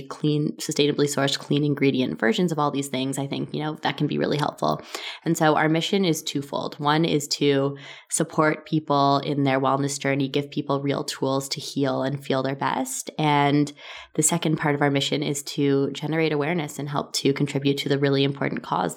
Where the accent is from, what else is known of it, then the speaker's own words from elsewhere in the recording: Toronto, Ontario, Canada; I was born in Toronto, Canada.